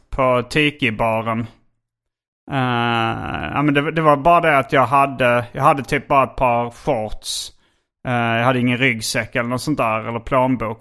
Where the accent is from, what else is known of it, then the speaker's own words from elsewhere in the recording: Hjärup, Skåne, Sweden; när jag var liten och bodde i Hjärup